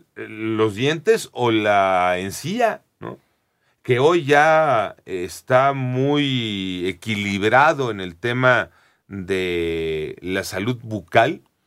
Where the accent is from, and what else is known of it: Mexico